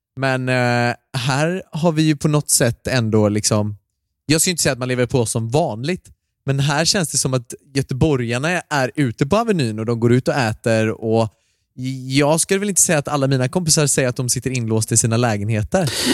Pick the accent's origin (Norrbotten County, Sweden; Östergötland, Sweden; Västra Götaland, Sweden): Västra Götaland, Sweden; Gothenburg; Jag är ju göteborgare